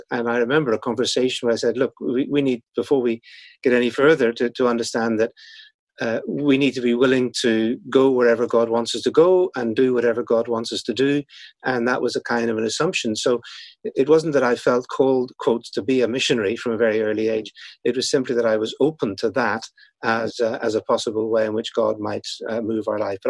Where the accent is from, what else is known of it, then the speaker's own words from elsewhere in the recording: Northern Ireland, United Kingdom; as people can probably tell from my accent, at least a little bit that is left, I was born in Northern Ireland. That's where I grew up.